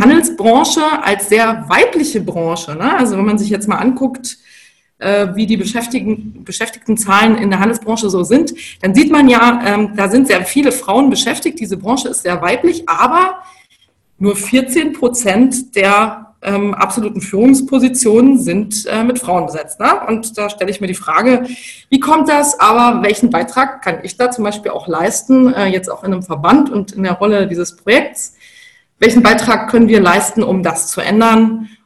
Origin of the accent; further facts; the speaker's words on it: Bavaria, Germany; moved away; Also ich komme ursprünglich aus Bayern, aus einer Unternehmerfamilie